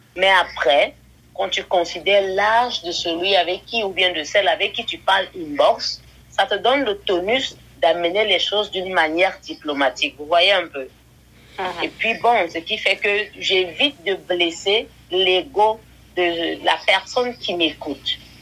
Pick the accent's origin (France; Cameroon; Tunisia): Cameroon; Je viens du Cameroun où je réside actuellement